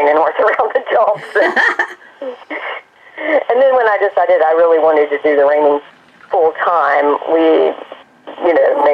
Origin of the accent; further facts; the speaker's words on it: East Tennessee, United States; moved away as an adult; also born or lived in Greensboro; I grew up in East Tennessee, and we always had horses